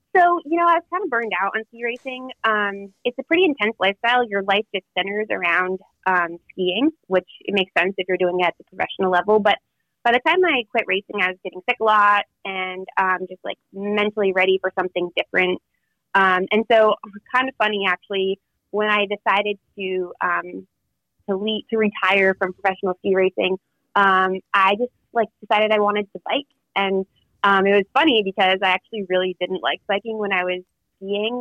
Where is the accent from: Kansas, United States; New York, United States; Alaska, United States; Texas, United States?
Alaska, United States; Talkeetna; it's in my hometown